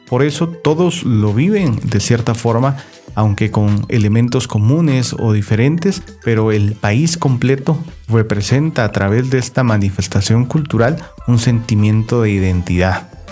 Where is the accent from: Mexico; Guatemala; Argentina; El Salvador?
Guatemala; lo que ahora somos los guatemaltecos